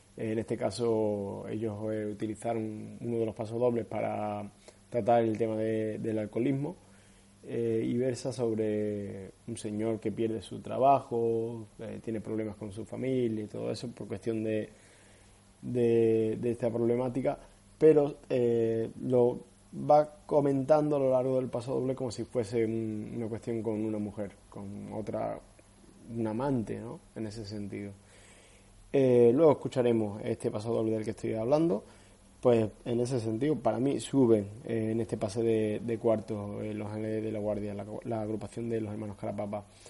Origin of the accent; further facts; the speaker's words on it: Cádiz, Andalusia, Spain; los que somos de, de la tierra, los que somos de Cádiz